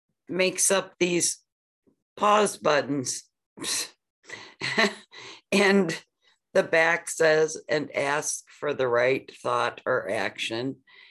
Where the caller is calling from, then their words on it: Cleveland, Ohio, United States; Thank you. … from Cleveland. I'm a recovered alcoholic.